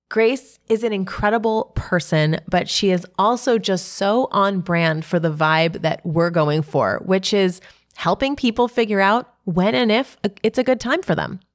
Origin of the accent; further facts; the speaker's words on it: New York City, New York, United States; my hometown